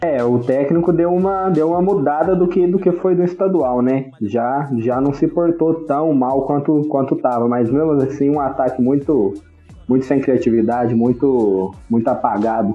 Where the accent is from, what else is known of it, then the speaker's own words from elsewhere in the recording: Minas Gerais, Brazil; sou mineiro